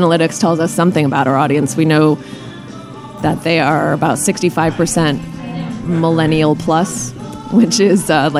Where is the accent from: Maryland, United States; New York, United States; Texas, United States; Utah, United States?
New York, United States; New York City; moved away as an adult; now in Philadelphia, United States; I grew up 18 years, born and raised in New York City, and always thought I would live there.